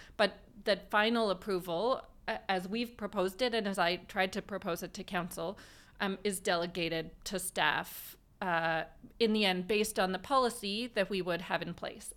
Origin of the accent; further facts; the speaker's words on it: Vancouver, British Columbia, Canada; I, uh, was born and raised in Vancouver, um, and have lived here most of my life